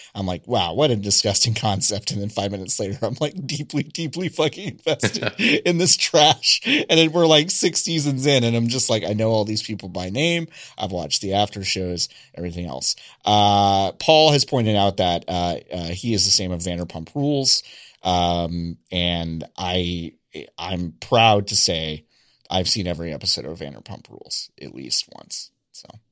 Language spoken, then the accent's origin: English; Texas, United States; I grew up in Texas